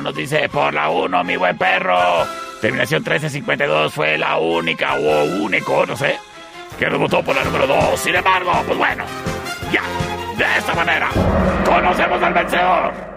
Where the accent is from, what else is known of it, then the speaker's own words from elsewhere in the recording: Chihuahua, Mexico; Yo soy chihuahuense hasta el tope